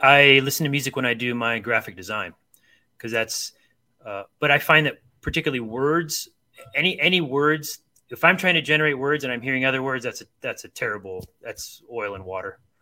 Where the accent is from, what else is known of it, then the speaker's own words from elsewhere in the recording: Akron, Ohio, United States; I grew up in Akron, Ohio